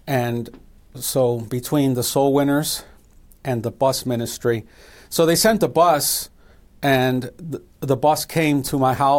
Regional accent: Chicago, Illinois, United States; My mother comes from Mexico, and my father was from Costa Rica. And they met in Chicago, and I was born and raised in Chicago.

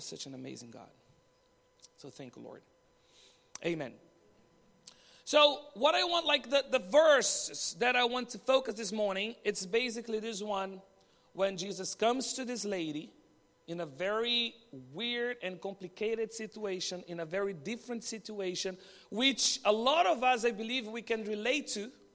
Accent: Brazil; moved away as an adult; now in Bahrain; from Brazil, and I'm married to Danny, also from Brazil

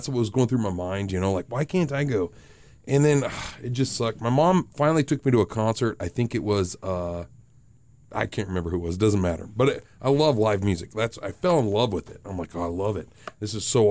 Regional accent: South Dakota, United States; the way I was raised, people I was around, my accent, how things come out, the South Dakotan in me

